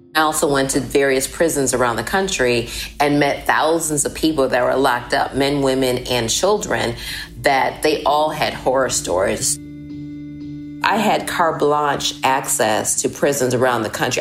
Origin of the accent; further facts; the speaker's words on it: Milwaukee, Wisconsin, United States; my hometown of Milwaukee, Wisconsin